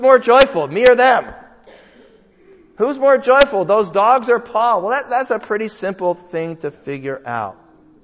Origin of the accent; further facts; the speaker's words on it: United States; my passport says I'm an American